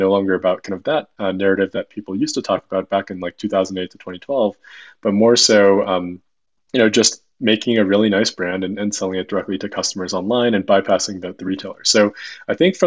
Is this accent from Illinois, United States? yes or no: yes; Chicago, Illinois, United States; moved away as an adult; also born or lived in Massachusetts; I grew up in Chicago, went to school out east at a small school called Babson.